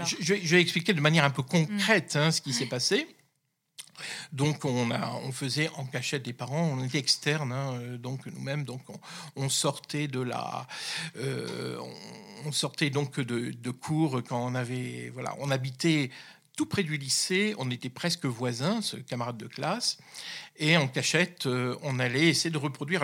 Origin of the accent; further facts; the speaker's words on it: the North, Hauts-de-France, France; je suis issu du Nord, hein, je suis un, ch'ti, comme on dit